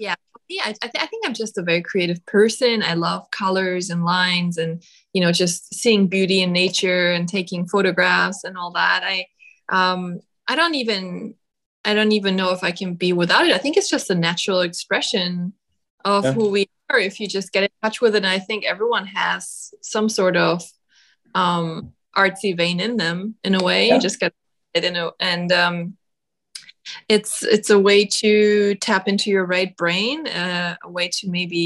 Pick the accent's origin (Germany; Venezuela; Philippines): Germany; moved away; my home country, Germany